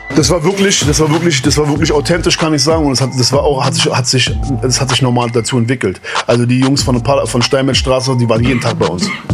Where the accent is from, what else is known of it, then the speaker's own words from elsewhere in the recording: Berlin, Germany; wenn wir aus Langwitz, aus Lichterfelde nach Schöneberg gefahren sind